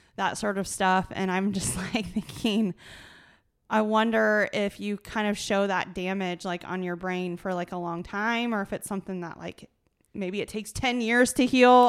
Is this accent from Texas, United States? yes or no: no; small town Iowa, United States; I'm from small town Iowa